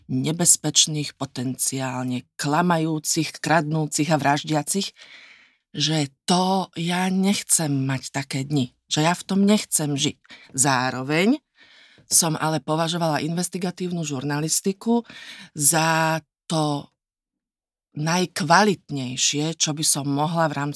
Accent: Nitra, Nitra Region, Slovakia; moved away as an adult; also born or lived in Bratislava; now in Vienna, Austria; ja som sa narodila v Nitre

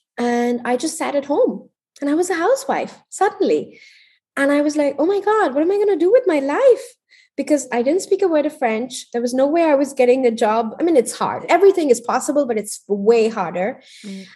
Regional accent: India; born or raised there; moved away as an adult; also born or lived in Paris

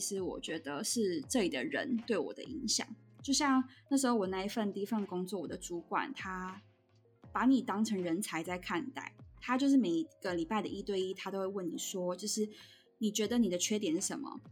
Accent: Taiwan; also born or lived in Ontario, Canada; now in Canada; 那回台湾就是它当然是什么都比较便宜

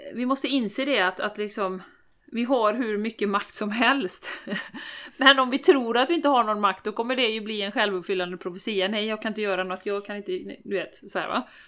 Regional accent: Sweden; vi som svenskar

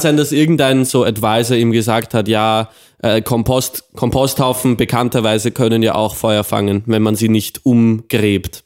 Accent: Austria; wir sind aus Austria

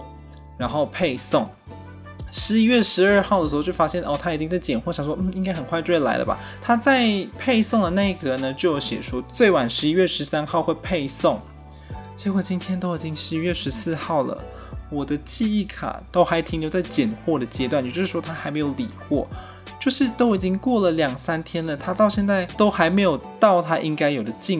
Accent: Malaysia; now in Taiwan; 完了，我是外国人，我是马来西亚人，没有身份证字号后九码。

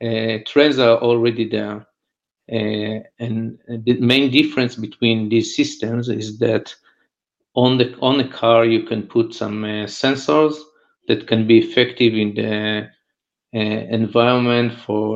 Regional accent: Israel; I'm from Israel

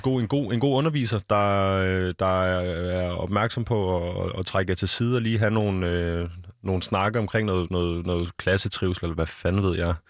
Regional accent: Denmark; Vi er danskere

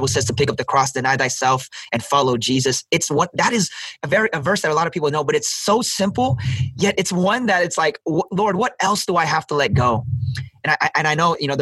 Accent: San Diego, California, United States; I was born and raised in San Diego

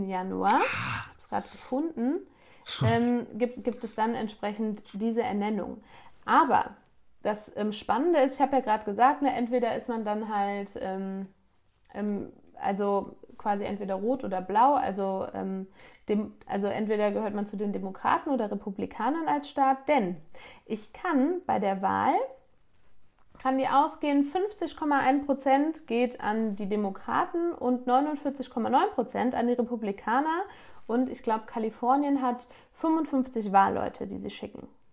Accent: Grevenbroich, North Rhine-Westphalia, Germany; Dorf wie bei mir Neuenhausen, ich komme aus Neuenhausen, wohne hier.

